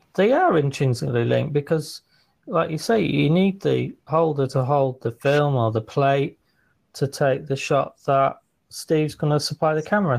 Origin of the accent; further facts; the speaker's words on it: Liverpool, North West England, United Kingdom; Fellow scousers